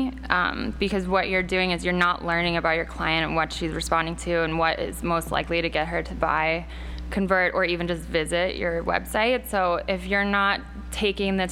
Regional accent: outside of Chicago, Illinois, United States; moved away as an adult; now in New York City, United States; I grew up outside of Chicago

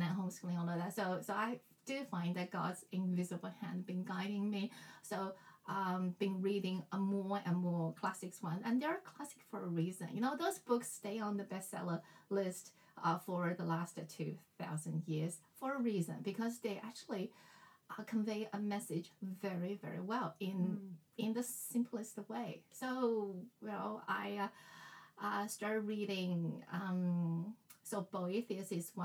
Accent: Shanghai, China; English is a second language; moved away as an adult; now in Australia; I grew up in Shanghai, the education, especially English education, started really young

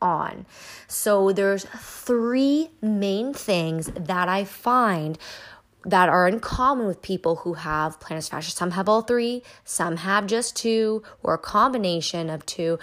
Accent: Canada; I am Canadian.

